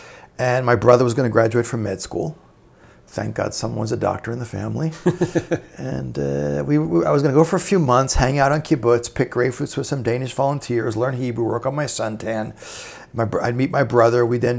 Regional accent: New Rochelle, New York, United States; moved away as an adult; also born or lived in Brooklyn, New York; now in Israel; I was born in Brooklyn, but I grew up in New Rochelle, New York.

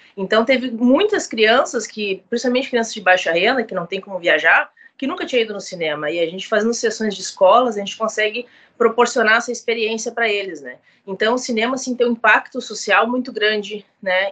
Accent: Montenegro and Porto Alegre, Rio Grande do Sul, Brazil; Na verdade, eu nasci em Alegrete, mas eu vivi a minha vida inteira em Montenegro e Porto Alegre

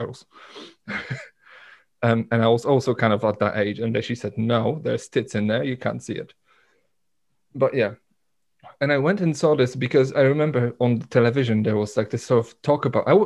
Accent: Poland; moved away; in my hometown, where we didn't have a proper cinema

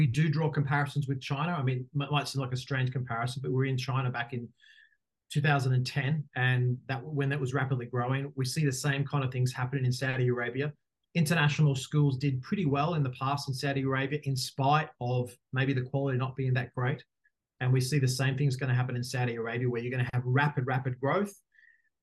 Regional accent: Australia; moved away as an adult; also born or lived in Dubai; As people will know quickly from my accent, I am Australian

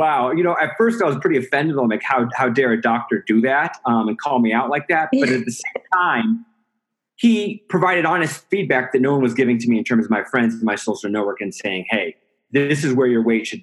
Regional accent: Iowa, United States; now in Denver, United States; So I'm originally from Iowa. I live in Denver, Colorado.

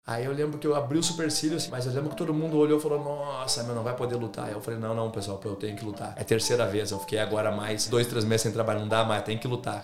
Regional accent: Rio Grande do Sul, Brazil; moved away as an adult; now in Australia; Eu sou brasileiro.

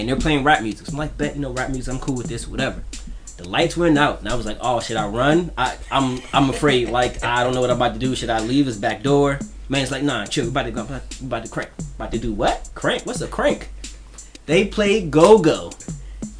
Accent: New York City, New York, United States; now in Washington, D.C., United States; I'm originally from Brooklyn, New York

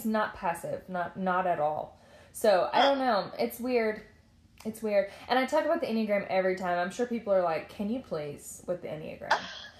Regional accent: Nashville, Tennessee, United States; now in Arkansas, United States; I am from Tennessee. I just happen to reside in Arkansas.

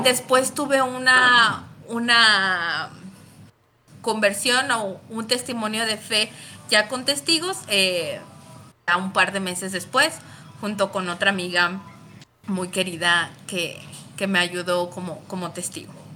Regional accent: León, Guanajuato, Mexico; soy originaria de León, Guanajuato

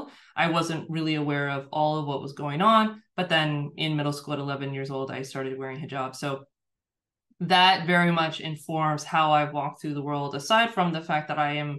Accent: United States; being born and raised in a Muslim family in the United States

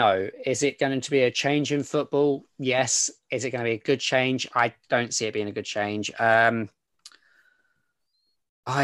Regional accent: London, United Kingdom; as a Londoner

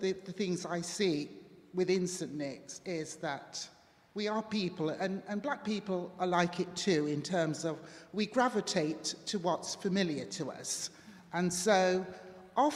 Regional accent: Jamaica; also born or lived in Derby; now in United Kingdom; I grew up in Jamaica, and my grandmother took me to an Anglican church every Sunday

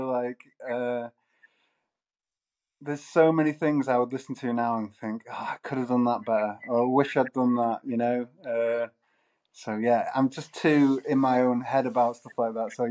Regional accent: Manchester, North West England, United Kingdom; well, Manchester? Manchester's got like a lot of musical heritage, you know, like

